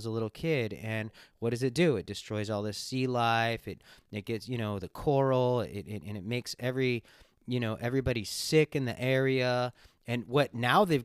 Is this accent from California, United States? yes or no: yes; Los Angeles, California, United States; moved away as an adult; also born or lived in Kauai, Hawaii / Maui, Hawaii; now in Washington, United States; I was born and raised in Los Angeles.